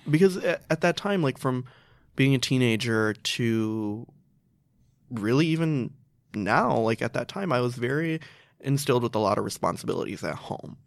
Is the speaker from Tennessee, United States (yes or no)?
no; Chicago, Illinois, United States; I grew up in Chicago. I've lived there ever since.